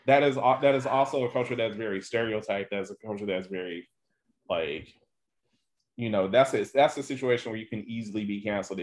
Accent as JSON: {"language": "English", "town": "Detroit", "region": "Michigan", "country": "United States", "tie": "born or raised there", "said": "growing up in Detroit, I knew very little about Jewish people"}